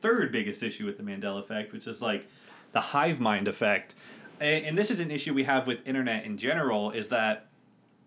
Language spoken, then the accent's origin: English; United States; as an American